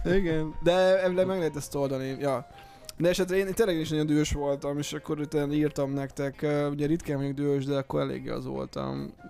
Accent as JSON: {"language": "Hungarian", "region": "Eastern Hungary", "country": "Hungary", "moved": "as an adult", "lives_now": "Budapest, Hungary", "said": "mi magunk is ugye vidékiek vagyunk, ugye vagyunk uh, Kelet-Magyarországról, mi ketten"}